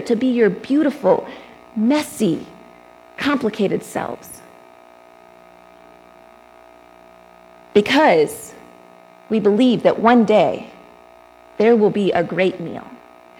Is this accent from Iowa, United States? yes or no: no; Texas, United States; I grew up in Texas